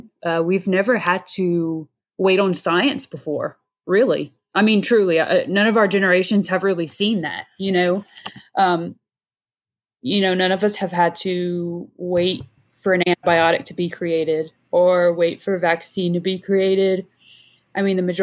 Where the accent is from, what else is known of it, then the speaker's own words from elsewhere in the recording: Avoyelles Parish, central Louisiana, United States; one of which is my home parish, born and raised in Voiles